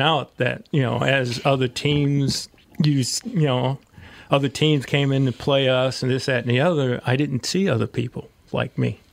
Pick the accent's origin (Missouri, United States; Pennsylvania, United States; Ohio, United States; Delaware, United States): Missouri, United States; St. Louis; moved away; St. Louis.